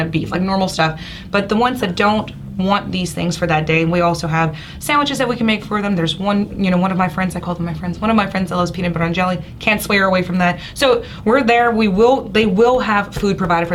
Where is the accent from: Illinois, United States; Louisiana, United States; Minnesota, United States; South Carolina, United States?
Louisiana, United States; Bayou Lafourche, South; I'm from South Louisiana. I grew up in Baie Lafourche.